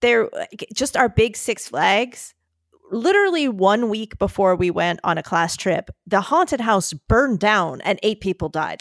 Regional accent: United States; where I grew up in the Philadelphia, New Jersey area

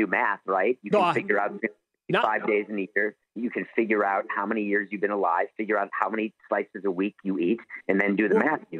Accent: New York City, New York, United States; Growing up, I went to school in the Bronx

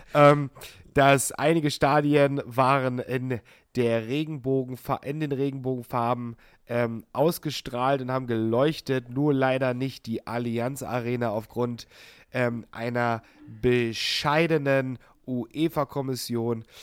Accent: Hoyerswerda, Saxony, Germany; meine Heimatstadt Hoyerswerda

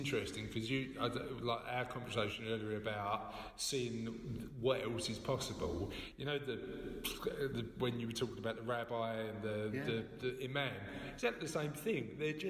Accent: London, United Kingdom; I'm only a boy from Canning Town.

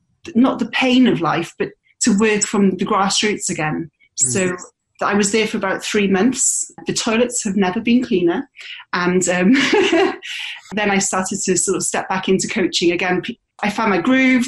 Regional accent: United Kingdom; moved away as an adult; also born or lived in Australia; now in Bristol, United Kingdom; I'm British born. I do have an Aussie passport.

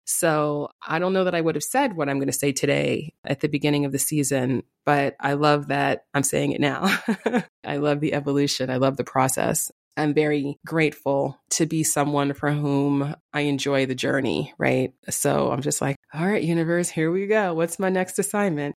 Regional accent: New York City, New York, United States; I'm from the Bronx, and in fact, I grew up in the neighborhood of Yankee Stadium

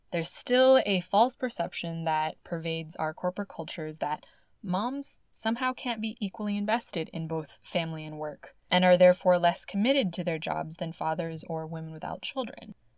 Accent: California, United States; my home state of California

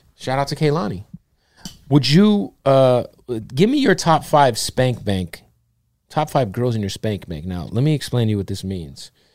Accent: Phoenix, Arizona, United States; I'm from Phoenix

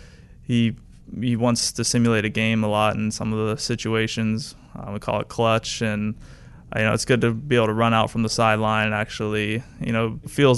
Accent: St. Augustine, Florida, United States; I'm from St. Augustine, Florida, which is near Jacksonville. I grew up a Jaguars fan

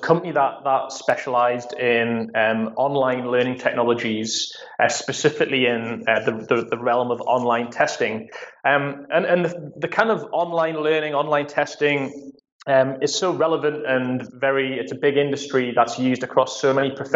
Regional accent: Newcastle upon Tyne, North East England, United Kingdom; moved away; I'm a born and bred what they call Geordies here in the UK. It's essentially someone who's from Newcastle, so they're my hometown team

